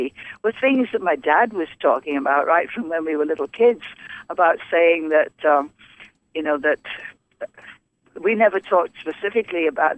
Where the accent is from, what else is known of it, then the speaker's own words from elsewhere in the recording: Liverpool, North West England, United Kingdom; moved away; growing up in Liverpool during World War II